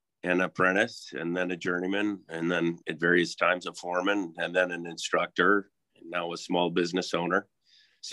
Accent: western South Dakota, United States; now in Coeur d'Alene, United States; I grew up in a really small town in western South Dakota

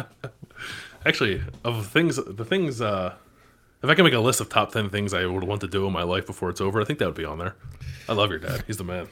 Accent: Philadelphia, Pennsylvania, United States; we're from Philadelphia

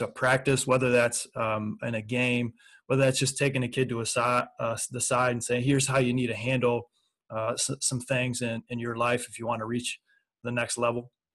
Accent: Michigan, United States; I was from Michigan

